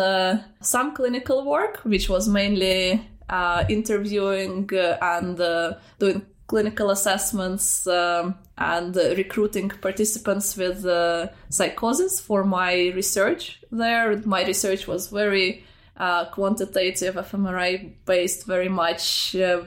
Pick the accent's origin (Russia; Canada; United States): Russia; moved away; I grew up in Russia and I grew up in a small provincial city